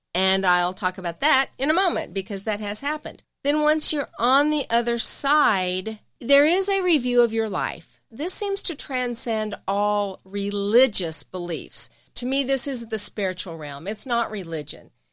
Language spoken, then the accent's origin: English; the South, United States; we're from the South